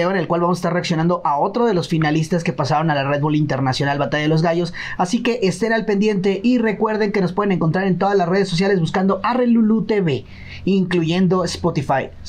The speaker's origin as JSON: {"language": "Spanish", "country": "Mexico", "said": "mexicano y, estoy orgulloso de ello"}